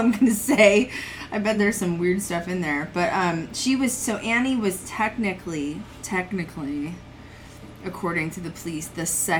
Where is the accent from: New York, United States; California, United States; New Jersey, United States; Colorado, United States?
Colorado, United States; I grew up in Colorado